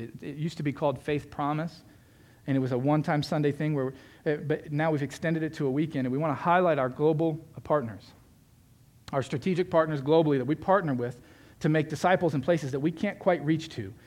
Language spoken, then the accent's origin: English; Florida, United States; I grew up in Florida